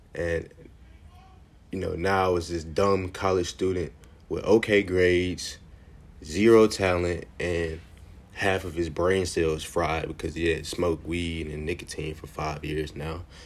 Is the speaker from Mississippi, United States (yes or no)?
yes; Jackson, Mississippi, United States; also born or lived in Piney Woods, Mississippi; I was born and raised in Jackson, Mississippi